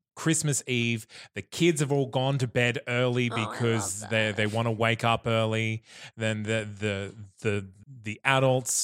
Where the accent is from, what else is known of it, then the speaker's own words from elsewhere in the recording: Bundaberg, Queensland, Australia; I grew up in Bundaberg